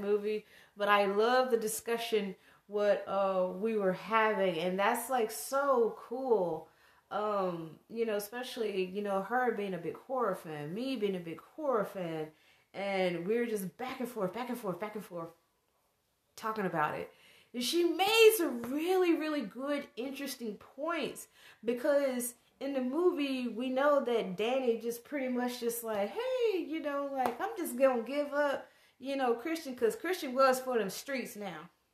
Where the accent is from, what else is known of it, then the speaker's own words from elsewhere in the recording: the South, United States; me growing up in the South